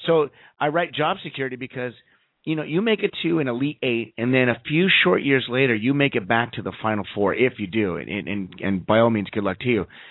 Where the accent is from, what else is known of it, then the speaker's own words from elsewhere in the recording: Southern California, United States; moved away; growing up in Southern California